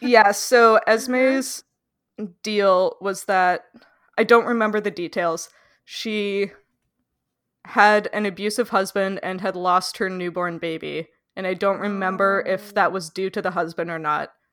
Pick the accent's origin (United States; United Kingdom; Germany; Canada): Canada; as a Canadian